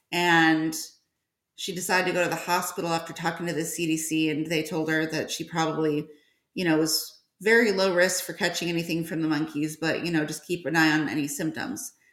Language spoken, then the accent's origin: English; Georgia, United States; Um, I'm from Georgia.